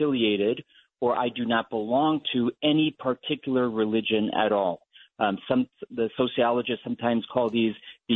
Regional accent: Ohio, United States; I'm from Ohio

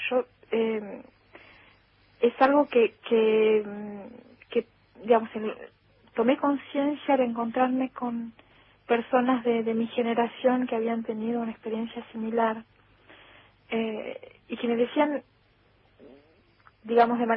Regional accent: Argentina; first language Spanish; pero es verdad que escribo desde mi emoción argentina, escribo desde eh, mi lengua materna también, extrañamente. Escribo en otro idioma

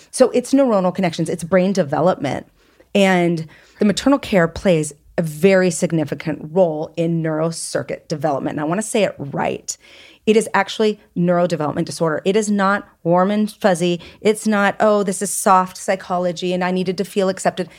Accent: United States; also born or lived in France; I'm very American in my thinking.

